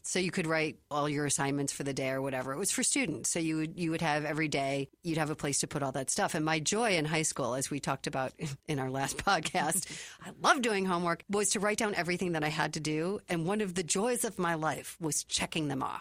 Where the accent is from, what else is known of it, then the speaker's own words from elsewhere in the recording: Chicago, Illinois, United States; also born or lived in Minnesota; now in Arizona, United States; I grew up in Chicago and then obviously lived a long time in Minnesota.